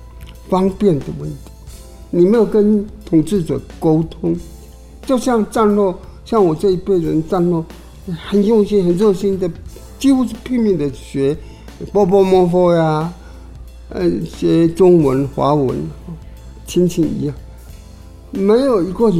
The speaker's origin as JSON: {"language": "Chinese", "country": "Taiwan", "said": "对台湾的感情，这是我我认为很自然的啦，因为我身为台湾人。自然的有台湾感情"}